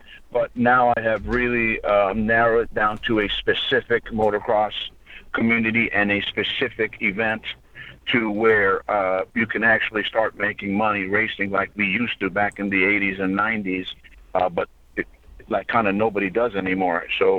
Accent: Petaluma, California, United States; Yeah, Northern California. I'm from a small town north of California in the wine country called Petaluma.

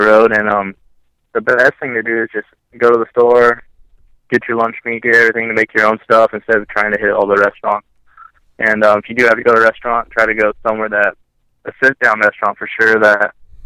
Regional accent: Seattle, Washington, United States; my hometown race is gone

